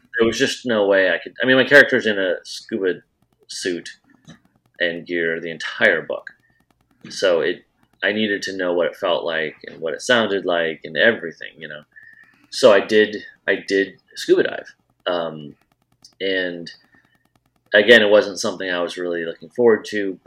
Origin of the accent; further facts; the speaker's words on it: Iowa, United States; moved away as an adult; also born or lived in Wilmington, North Carolina; I grew up in Iowa.